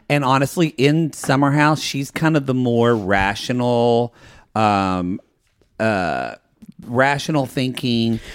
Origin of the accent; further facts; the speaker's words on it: Ardmore, Oklahoma, United States; moved away; my hometown of Ardmore, Oklahoma